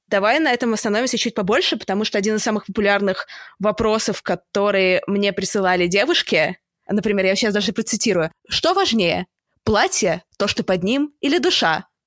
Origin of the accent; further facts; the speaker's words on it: Saint Petersburg, Russia; мы оба из Питера